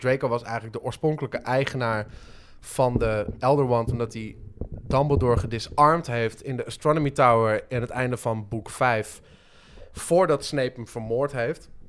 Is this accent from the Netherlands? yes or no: yes; Het Gooi, North Holland, Netherlands; ik kom uit het gooi en daar, eh, daar praten mensen gewoon zoals, maar zoals Thierry Baudet ongeveer praat